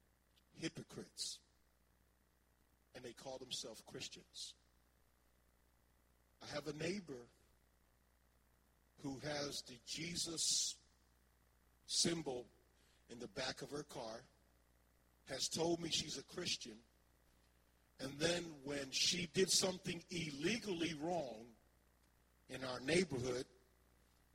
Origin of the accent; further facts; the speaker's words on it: Philadelphia, Pennsylvania, United States; moved away; I thought that Philadelphia was my hometown, but it's not the hometown of my, it was the hometown of my childhood